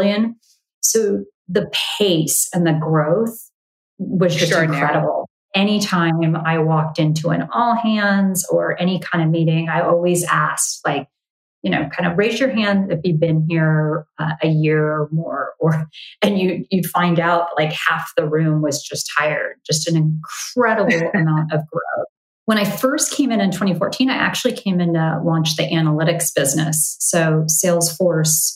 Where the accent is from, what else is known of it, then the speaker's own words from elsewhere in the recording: Bay Area, California, United States; also born or lived in Los Angeles, California; I grew up in the Bay Area. You know, kindergarten through high school in the Bay Area